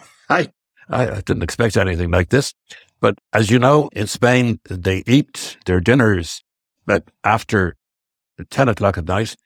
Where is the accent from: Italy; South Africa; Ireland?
Ireland; West Cork, Munster; first language Irish and English; moved away; I was raised in West Cork on a small farm near Leinsideala. I was raised speaking both Irish and English